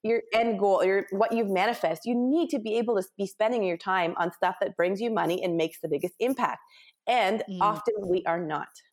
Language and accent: English; Ontario, Canada; moved away as an adult; also born or lived in West Coast, Canada; I'm Canadian, mm-hmm. and I grew up in Ontario, but then quickly moved to the West Coast